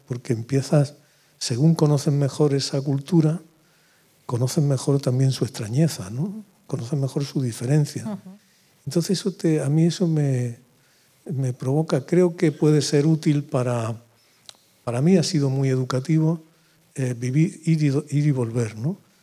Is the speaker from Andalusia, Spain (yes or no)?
yes; Úbeda, Andalusia, Spain; moved away; yo vivía en Úbeda